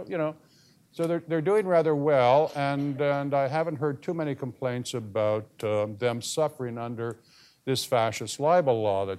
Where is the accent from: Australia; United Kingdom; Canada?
Canada; now in United States; the country I grew up in Canada.